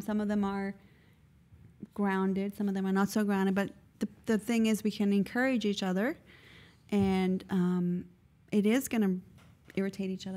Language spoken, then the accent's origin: English; South Africa; moved away; when I grew up in South Africa